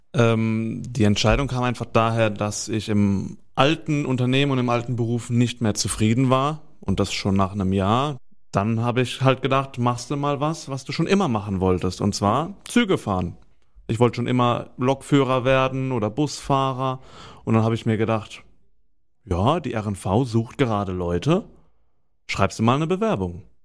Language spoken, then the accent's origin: German; Weinheim, Baden-Württemberg, Germany; weil es halt für mich die Heimat ist. Ich komme ja aus Weinheim